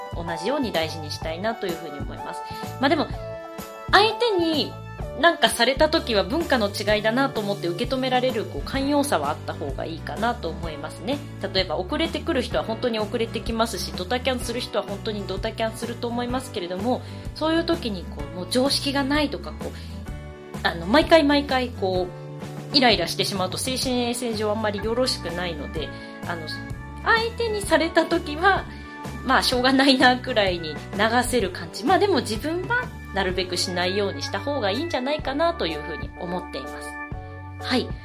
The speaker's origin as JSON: {"language": "Japanese", "country": "Japan", "also_born_or_lived": "Australia", "first_language": "Japanese", "moved": "yes", "said": "私はその日本を離れて自分がネイティブではない国で"}